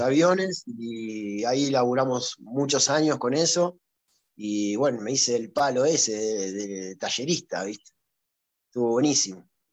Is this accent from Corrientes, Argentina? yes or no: no; Ciudad Evita, Buenos Aires Province, Argentina; en Ciudad Vita, el lugar donde yo nací